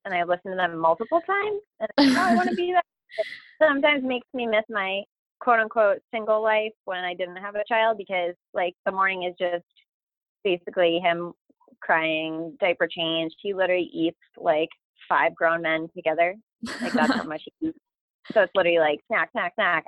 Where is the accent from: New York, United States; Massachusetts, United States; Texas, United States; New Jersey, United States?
Massachusetts, United States; Lunenburg; I'm just from Lunenburg, Massachusetts